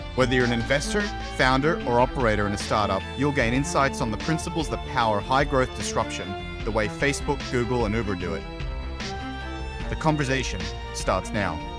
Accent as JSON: {"language": "English", "region": "Queensland", "country": "Australia", "tie": "born or raised there", "also_born_or_lived": "Silicon Valley", "said": "Queensland, my home state"}